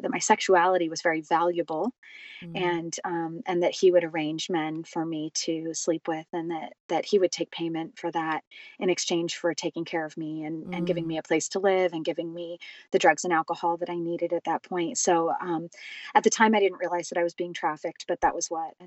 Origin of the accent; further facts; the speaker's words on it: California, United States; I grew up in California